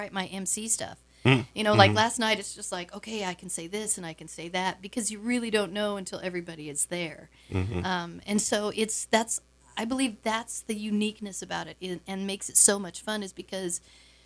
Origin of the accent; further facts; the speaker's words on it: Wisconsin, United States; I'm a Wisconsin mam